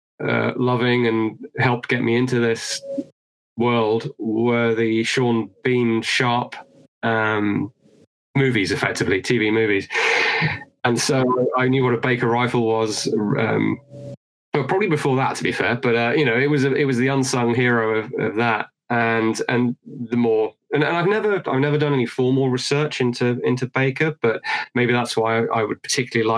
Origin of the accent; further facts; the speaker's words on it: United Kingdom; I'm British